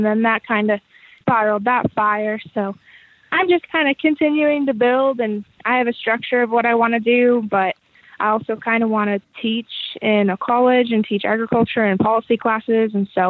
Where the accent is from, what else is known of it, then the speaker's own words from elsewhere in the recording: Idaho, United States; I wanted to represent my home state of Idaho.